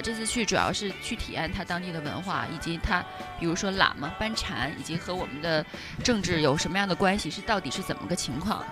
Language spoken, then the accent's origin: Chinese; China; 我说内地